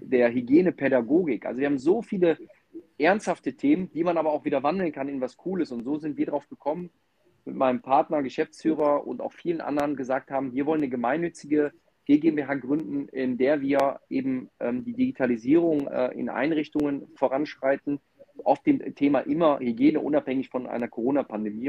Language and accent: German; Mönchengladbach, North Rhine-Westphalia, Germany; ich komme aus dem Rheinland, aus Mönchengladbach, ähm, bin ganz klassisch aufgewachsen